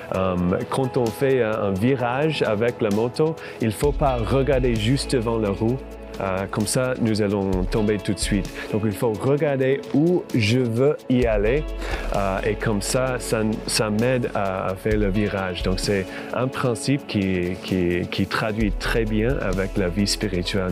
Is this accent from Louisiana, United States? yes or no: no; Farmington, Minnesota, United States; French is a second language; moved away as an adult; also born or lived in New York; now in Quebec City, Canada; viens d'une ville euh, qui s'appelle Farmington. C'est pas loin de Saint Paul et Minneapolis, euh, au Minnesota. Et euh, j'ai grandi dans le foi catholique